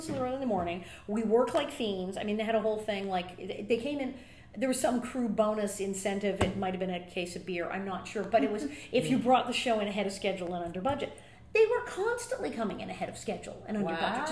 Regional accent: West Hollywood, California, United States; also born or lived in Queens, New York; I was born in Queens, New York, but we came out to L.A. when I was a wee thing, and I grew up in West Hollywood

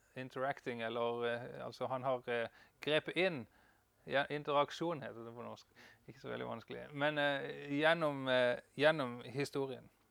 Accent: Farsund, Agder, Norway; also born or lived in Denmark / Kristiansand, Norway; now in Bryne, Norway; jeg er fra Farsund slash Danmark

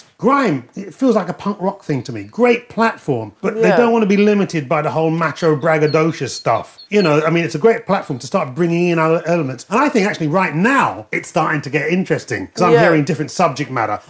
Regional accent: Peckham, London, United Kingdom; When I was growing up, policemen, postmen would not deliver in Peckham.

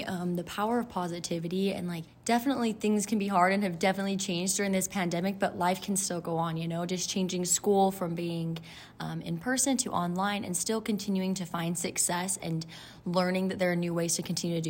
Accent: Utah, United States; I'm from Utah and I am currently a student at BYU.

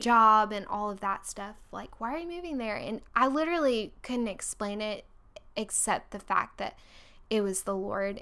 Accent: Orlando, Florida, United States; moved away as an adult; also born or lived in Texas / Virginia; now in Birmingham, United States; I'm originally from Orlando, Florida, and then, um, went to Virginia to go to school

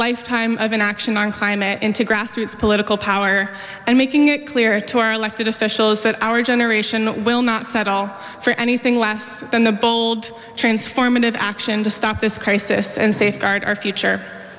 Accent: Oakland, California, United States; I grew up in Oakland, and I've lived here for most of my life.

